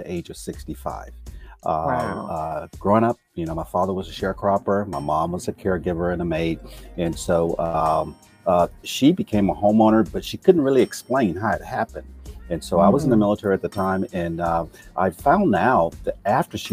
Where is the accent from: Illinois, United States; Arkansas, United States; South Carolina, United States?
Arkansas, United States; Camden; moved away as an adult; I'm originally from Camden, Arkansas